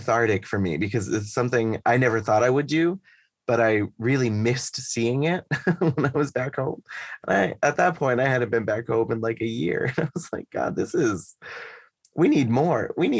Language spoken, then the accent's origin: English; Northeast, United States; But I'm from the Northeast of the US, and in the Northeast, from Boston, from New York, we're very much performance based.